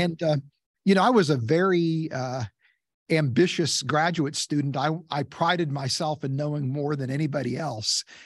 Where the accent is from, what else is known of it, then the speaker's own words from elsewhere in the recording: West Virginia, United States; I grew up in West Virginia